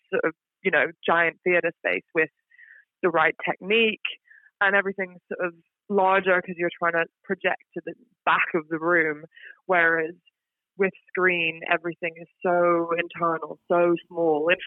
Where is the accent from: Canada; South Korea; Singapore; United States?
Singapore; Well, I, so I am British, but I grew up in Singapore. Oh, so wow. I was born and raised in Singapore. I lived there for 18 years, so literally till I went to uni